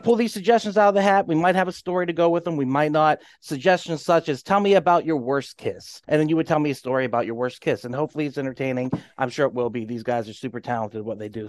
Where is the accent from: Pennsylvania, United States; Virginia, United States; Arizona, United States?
Pennsylvania, United States; Western; I'm from Pennsylvania, Western Pennsylvania